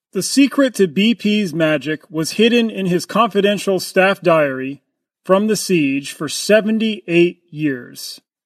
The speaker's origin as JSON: {"language": "English", "country": "United States", "said": "I'm an American"}